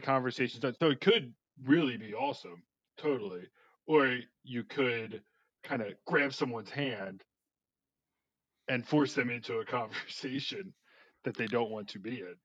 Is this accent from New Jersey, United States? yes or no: yes; New Jersey, United States; I'm from New Jersey